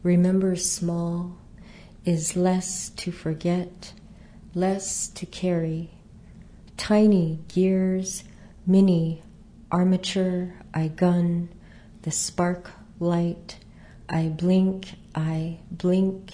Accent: Southwest, United States; I grew up in the Southwest

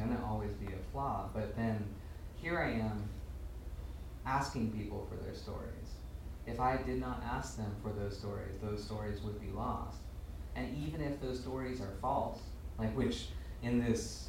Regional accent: United States; I was born here

